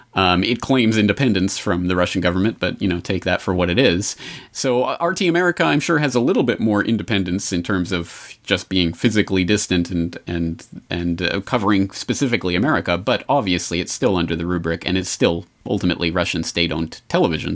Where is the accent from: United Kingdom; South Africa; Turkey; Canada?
Canada; as a Canadian